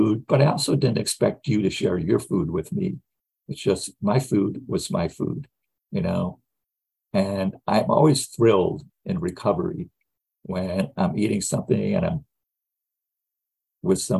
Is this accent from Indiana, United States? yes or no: yes; Gary, Indiana, United States; I grew up in the Midwest. I was born in 1949 in Gary, Indiana